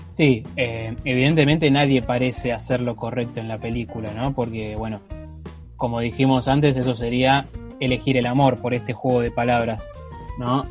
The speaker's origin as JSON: {"language": "Spanish", "country": "Argentina", "said": "nosotros como argentinos blancos de clase media"}